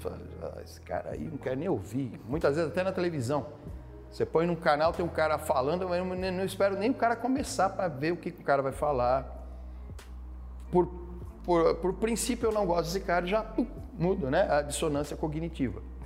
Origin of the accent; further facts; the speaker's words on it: Brazil; nós somos brasileiros